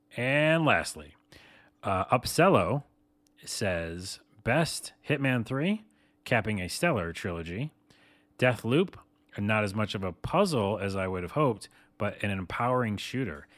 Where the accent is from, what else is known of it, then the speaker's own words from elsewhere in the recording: New York, United States; I'm from New York